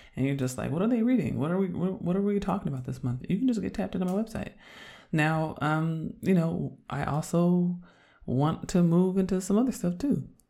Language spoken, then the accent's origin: English; Oakland, California, United States; moved away as an adult; also born or lived in Chicago; I'm from Oakland